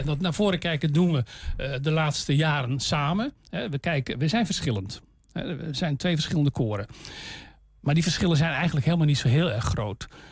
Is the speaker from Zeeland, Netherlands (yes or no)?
yes; Zeeland, Netherlands; now in Almelo, Netherlands; ik, kom, van oorsprong niet uit Twente. Ik ben een Zeeuw